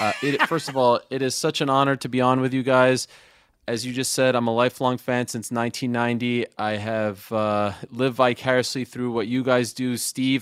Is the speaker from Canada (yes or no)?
yes; Montreal, Quebec, Canada; also born or lived in Syracuse; I'm from Montreal, Quebec, Canada